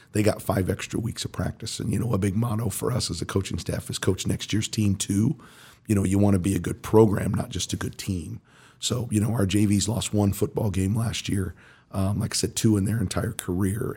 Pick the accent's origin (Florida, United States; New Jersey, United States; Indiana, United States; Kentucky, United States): Indiana, United States; Mooresville; also born or lived in New York City; I grew up in Mooresville.